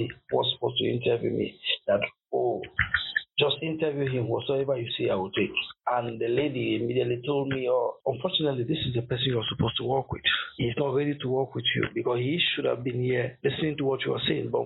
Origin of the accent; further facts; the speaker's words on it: Cameroon; moved away as an adult; now in Coventry, United Kingdom; I'm originally from Cameroon